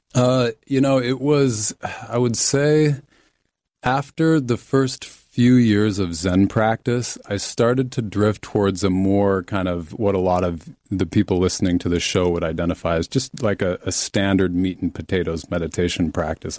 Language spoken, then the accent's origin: English; Salt Lake City, Utah, United States; I was raised Mormon in Salt Lake City, Utah